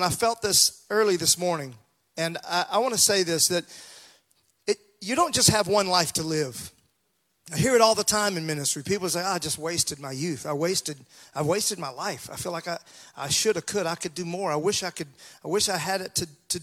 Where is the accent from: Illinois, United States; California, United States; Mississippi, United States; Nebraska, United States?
Mississippi, United States; growing up in Mississippi, those hot, hot summer days